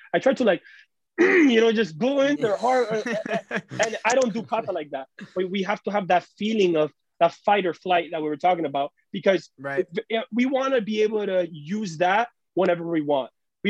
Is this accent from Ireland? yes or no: no; Cuba; We come from Cuba, so it was very difficult to even have money.